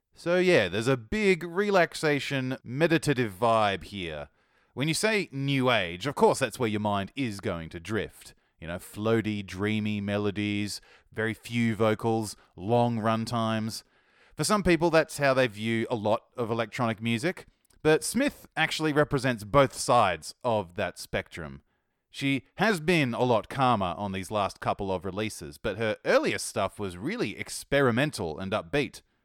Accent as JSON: {"language": "English", "country": "Australia", "accent": "Australian", "said": "my Australian accent"}